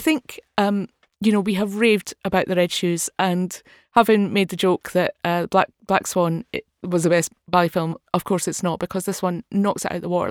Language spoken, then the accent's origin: English; Dundee, Scotland, United Kingdom; I'm from Dundee